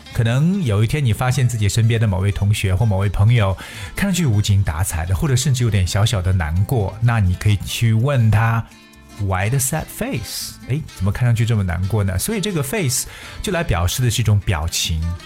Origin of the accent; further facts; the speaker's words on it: China; 对我们中国人来讲